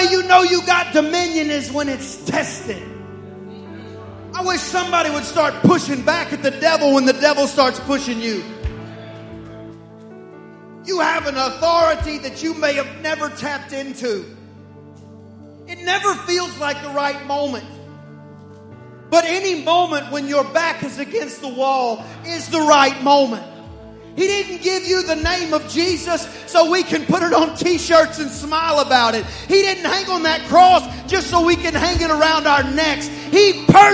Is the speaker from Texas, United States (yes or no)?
yes; East Texas, United States; I'm from East Texas and that's how we talk when we're serious.